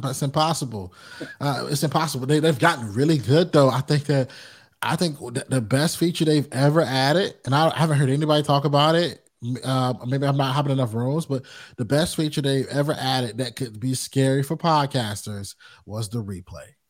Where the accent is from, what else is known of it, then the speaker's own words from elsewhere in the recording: Rocky Mount, North Carolina, United States; also born or lived in Greensboro, North Carolina; Rocky Mountain's where I'm born